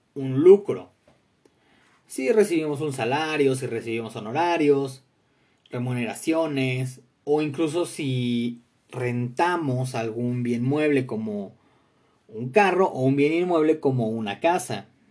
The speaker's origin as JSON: {"language": "Spanish", "country": "Mexico", "said": "tenemos como mexicanos"}